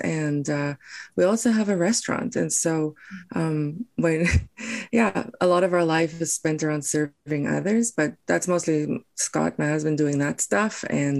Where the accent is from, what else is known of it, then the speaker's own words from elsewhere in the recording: South Africa; first language Afrikaans; English is a second language; moved away as an adult; also born or lived in Taiwan; now in Surrey, Canada; I was born and raised in South Africa, as my story was.